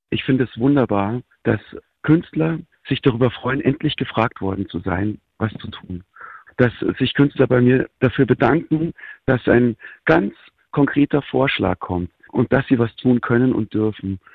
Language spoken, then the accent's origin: German; Germany; ich als Deutscher